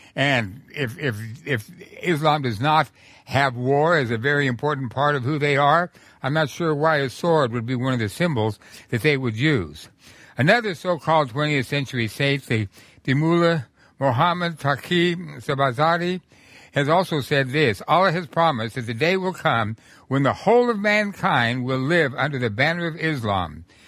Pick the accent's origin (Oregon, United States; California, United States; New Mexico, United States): New Mexico, United States; when I was growing up in New Mexico in the nineteen thirties